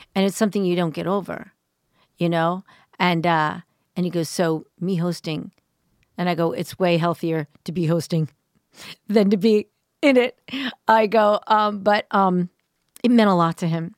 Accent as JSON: {"language": "English", "area": "suburbs outside of Philadelphia", "region": "Pennsylvania", "country": "United States", "tie": "born or raised there", "said": "suburbs just outside of Philly"}